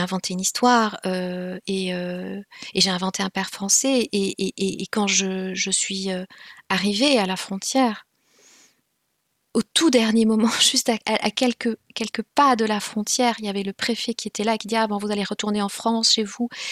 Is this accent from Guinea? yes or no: no; Rwanda; first language Kinyarwanda; French is a second language; moved away as an adult; j'ai prétendu ne pas parler le Kinyarwanda, ma langue maternelle